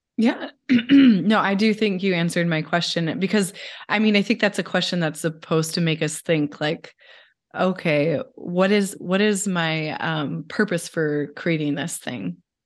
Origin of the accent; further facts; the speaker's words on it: Pacific Northwest, United States; I'm from the Pacific Northwest